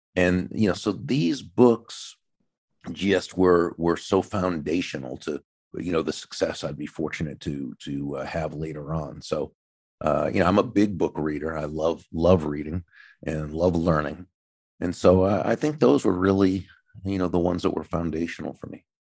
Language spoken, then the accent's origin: English; New England, United States; now in Florida, United States; I grew up in New England, even though I live in Florida now.